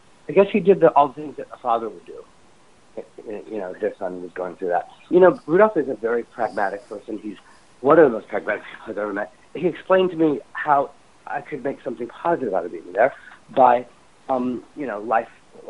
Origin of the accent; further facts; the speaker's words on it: Indiana, United States; moved away; also born or lived in New York; growing up in Indiana